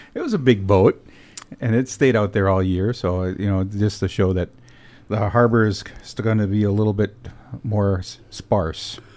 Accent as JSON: {"language": "English", "town": "Escanaba", "region": "Michigan", "country": "United States", "tie": "born or raised there", "said": "Michigan's Upper Peninsula is my home, and Escanaba is my hometown."}